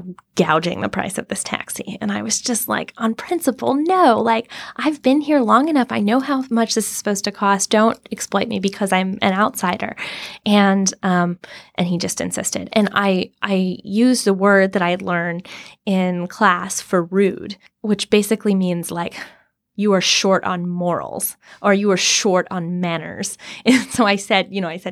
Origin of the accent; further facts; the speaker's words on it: Mobile, Alabama, United States; moved away; also born or lived in Amman, Jordan; I'm from Mobile, Alabama